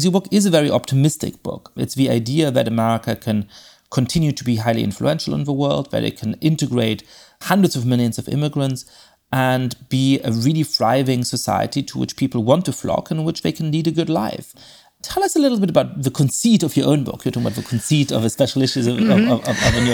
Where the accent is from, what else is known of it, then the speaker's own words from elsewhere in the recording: Germany; moved away; I'm born and raised in Germany and don't have an accent speaking German